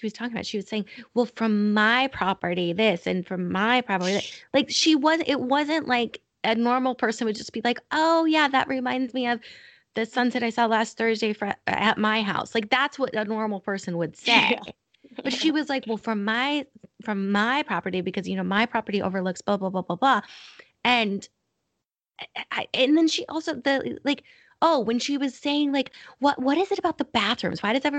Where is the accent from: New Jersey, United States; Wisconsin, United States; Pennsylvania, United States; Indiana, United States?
New Jersey, United States; Paterson; I'm from Patterson.